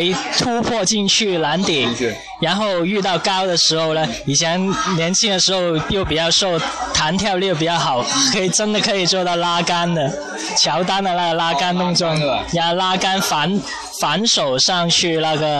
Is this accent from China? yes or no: yes; Guangdong, China; 我们广东这边